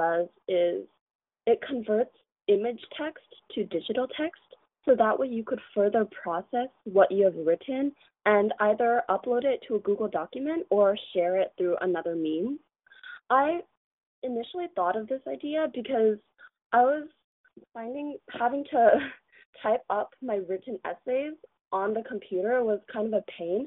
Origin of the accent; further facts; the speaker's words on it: Mountain View, California, United States; I am actually born in America. I was born in Mountain View, but my parents have Chinese ancestry